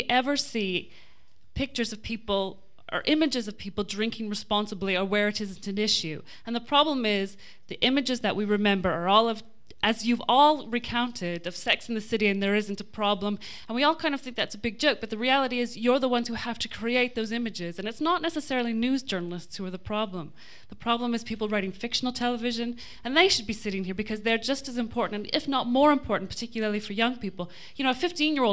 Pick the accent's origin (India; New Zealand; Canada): Canada; also born or lived in Cardiff; now in United Kingdom; I'm Canadian